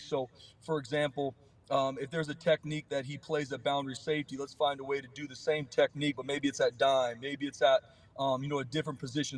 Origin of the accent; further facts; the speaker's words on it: San Diego, California, United States; I'm from San Diego too